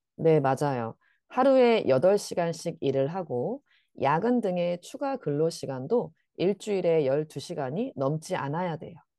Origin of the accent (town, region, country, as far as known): South Korea